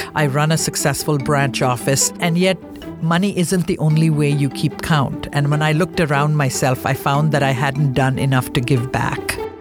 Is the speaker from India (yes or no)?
yes; India; moved away; as an Indian woman